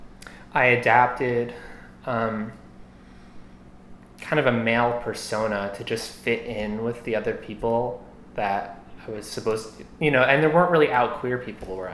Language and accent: English; Morristown, New Jersey, United States; I grew up in Morristown, New Jersey.